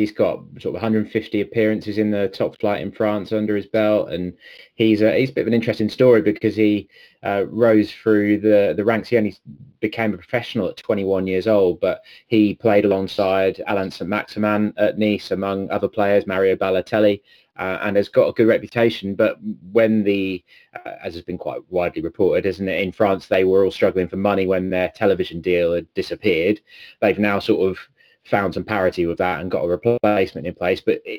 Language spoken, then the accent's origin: English; Norfolk, East of England, United Kingdom; I'm from Norfolk originally, so me and Norwich City go all the way back.